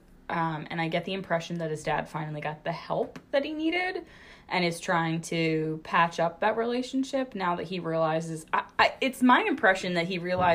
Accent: Pennsylvania, United States; we're from Pennsylvania

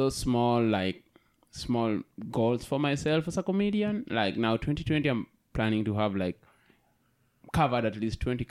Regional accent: Kenya; now in Japan; I'm from Kenya

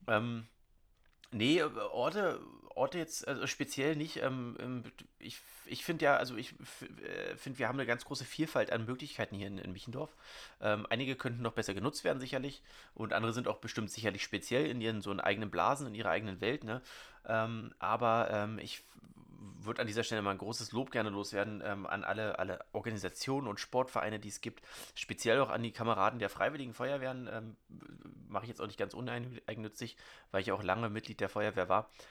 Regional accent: Wilhelmshorst, Brandenburg, Germany; ich habe ja hier in Wilmshorst schon an drei verschiedenen Orten gewohnt

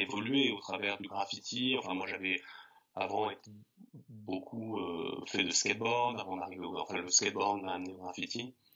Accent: the Alps, Auvergne-Rhône-Alpes, France; also born or lived in Grenoble; j'ai grandi, euh, donc j'ai euh, dans les Alpes. Et je suis arrivé jeune adolescent en ville, hein, à Grenoble, enfin en banlieue de Grenoble

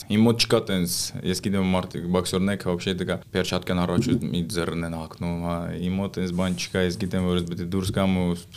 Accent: Russia; also born or lived in Pyatigorsk, Russia / Nagorno-Karabakh (ancestry); Այո, ես ծնվել եմ Ռուսաստանում, բայց արմատներով Ղարաբաղից ենք, մամաս ու papas Ղարաբաղից է, սա ես ապրում ենք Պիտիգորսկ։

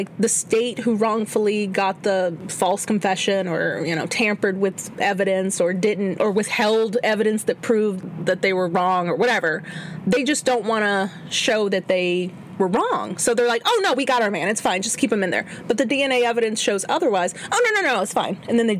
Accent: Chicago, Illinois, United States; What are you talking about? I'm from Chicago.

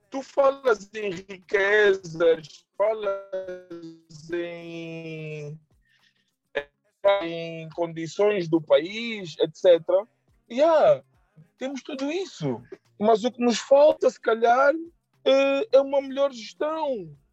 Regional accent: Angola; nós angolanos

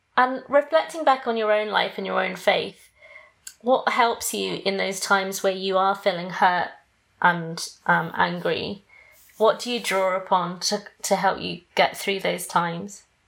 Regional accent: England, United Kingdom; moved away as an adult; now in United States; I'm British too, but I'm half Greek and half Malaysian. But I was born in Britain

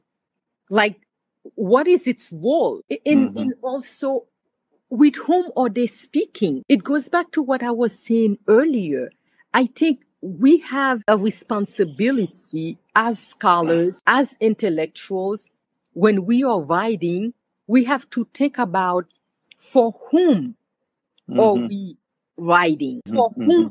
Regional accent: New Jersey, United States; moved away as an adult; I grew up in New Jersey

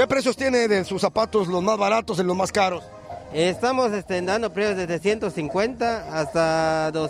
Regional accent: Ticul, Yucatán, Mexico; En Ticul, en Ticul somos de Ticul.

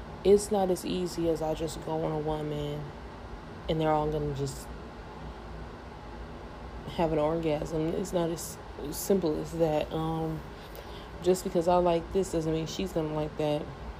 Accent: United States; I'm American

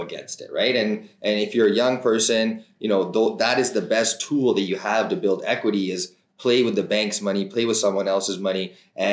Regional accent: Calgary, Alberta, Canada; born and raised, born at the Peter Lougheed, which is actually not too far from my office

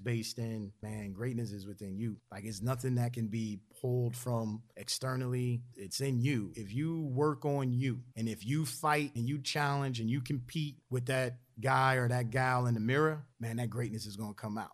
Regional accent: Philadelphia, Pennsylvania, United States; growing up in Philadelphia

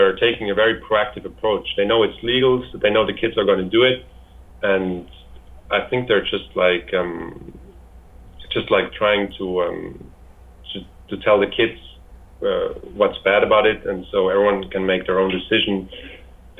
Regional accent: Switzerland; I'm from Switzerland

